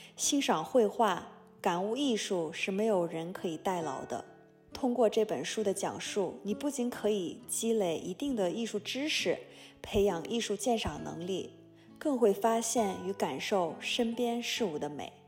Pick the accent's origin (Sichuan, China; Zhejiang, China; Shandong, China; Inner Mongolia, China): Inner Mongolia, China; Hohhot; now in Orlando, United States; 蒙古族，我来自内蒙古呼和浩特，现居住在美国佛罗里达州奥兰多。我是一名平面设计师、插画师